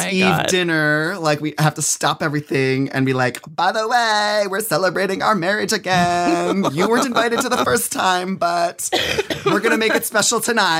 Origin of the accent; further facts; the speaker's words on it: Philippines; I'm a Filipino. My husband, he's Puerto Rican and Chilean. We both have gigantic families.